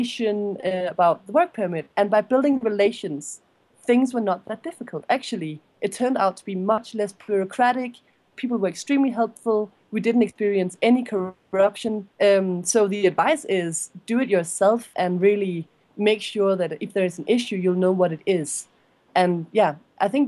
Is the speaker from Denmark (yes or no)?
yes; Denmark; Julie and I, we're both from Denmark